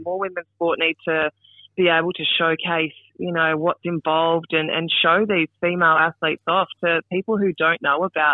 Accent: South Australia, Australia; Yeah, I grew up in South Australia, 3 hours north of Adelaide, actually, born and bred on a farm.

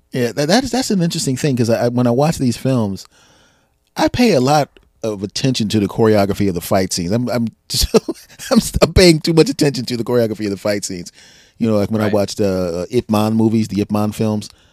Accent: Philadelphia, Pennsylvania, United States; born and raised in Philadelphia

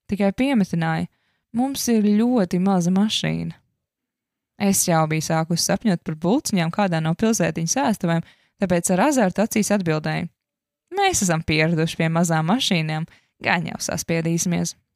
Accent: Latvia; No kurienes tu esi? Viņi man jautāja. No kalniem. Tā bija vienīgā atbilde, ko mans smadzenes tajā brīdī spēja radīt. Savāds domas un turpināja: No Latvijas, tā ir maza valstiņa Eiropā.

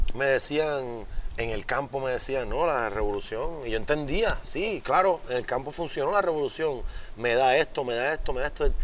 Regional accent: Puerto Rico; yo soy el más boricua

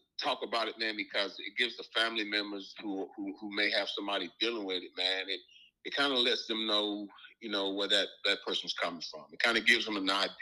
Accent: Alabama, United States; now in Lexington, United States; I'm from Alabama. I currently live in Lexington, Kentucky

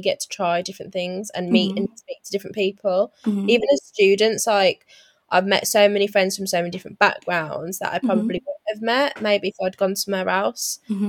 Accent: Wolverhampton, West Midlands, United Kingdom; born there; also born or lived in Thailand / Bedford; I was born in Wolverhampton. I was born at New Cross Hospital. I did move away. I lived in Thailand and I lived in Bedford for a while.

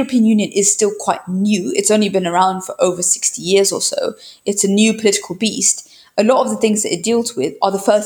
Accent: United Kingdom; moved away as an adult; now in Brussels, Belgium; being a Brit, it's interesting because I came from the UK

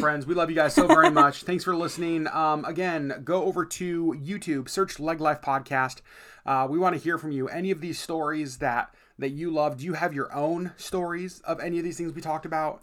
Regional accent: Alaska, United States; we're from Alaska

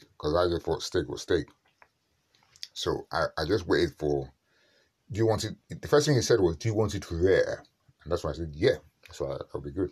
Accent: Nigeria; I'm a Nigerian

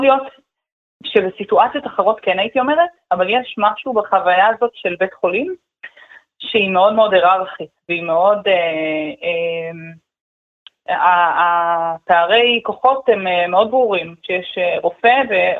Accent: Omer, Southern District, Israel; אני גדלתי בעומר, אני מדברת עברית

